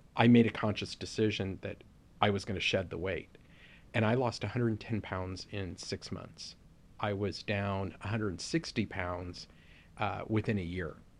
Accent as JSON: {"language": "English", "town": "Los Angeles", "region": "California", "country": "United States", "tie": "born or raised there", "said": "we grew up in Southeast L A, in a predominantly Black community."}